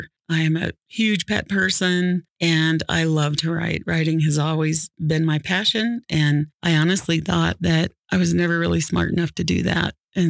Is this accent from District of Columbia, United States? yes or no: no; Illinois, United States; also born or lived in Missouri; Midwest, Illinois, Missouri.